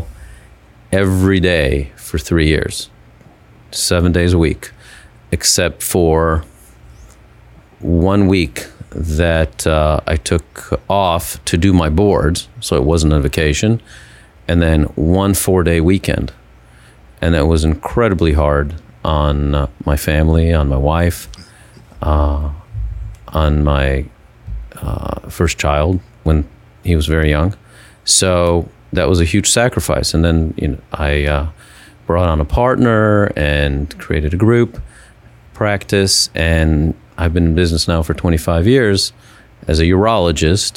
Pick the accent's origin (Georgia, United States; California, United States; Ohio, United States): Ohio, United States; Cleveland; moved away as an adult; also born or lived in Houston, Texas; I grew up in Cleveland, Ohio, or the suburbs of Cleveland, Ohio